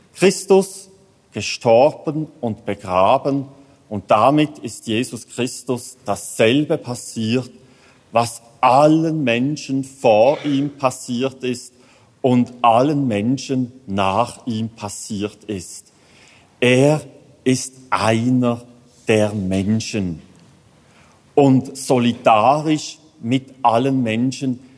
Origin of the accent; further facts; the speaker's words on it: Switzerland; Als Schweizer